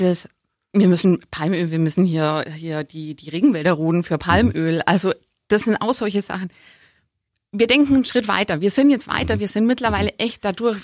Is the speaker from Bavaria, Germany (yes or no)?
yes; Augsburg, Bavaria, Germany; ich bin in Augsburg geboren, ich bin schon immer hier